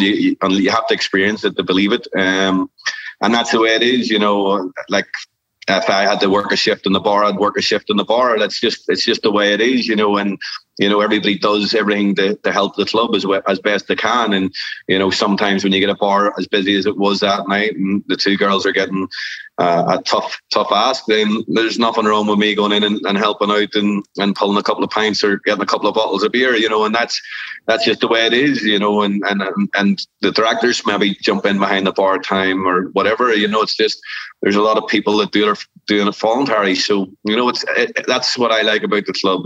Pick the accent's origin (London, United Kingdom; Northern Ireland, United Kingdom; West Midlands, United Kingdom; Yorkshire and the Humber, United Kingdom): Northern Ireland, United Kingdom; Technically, we're all Irish because we live in we live in Northern Ireland or Republic of Ireland.